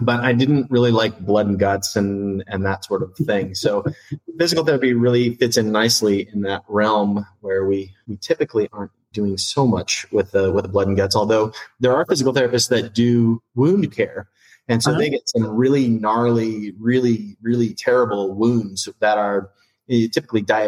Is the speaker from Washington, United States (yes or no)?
yes; Bellingham, Washington, United States; I'm from Bellingham, an hour north of Seattle